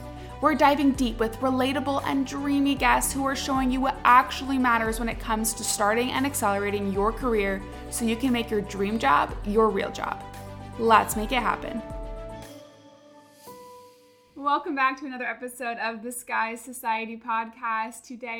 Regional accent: California, United States; now in Austin, United States; And then I grew up in California, so like switching over to Austin

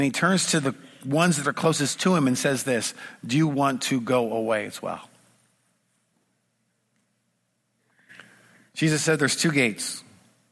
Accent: United States; I come from Washington

